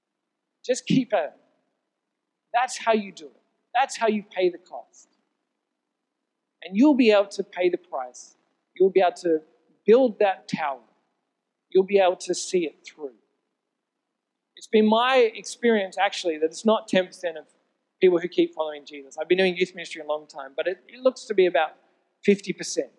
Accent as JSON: {"language": "English", "town": "Sydney", "region": "New South Wales", "country": "Australia", "tie": "born or raised there", "said": "I grew up in Sydney."}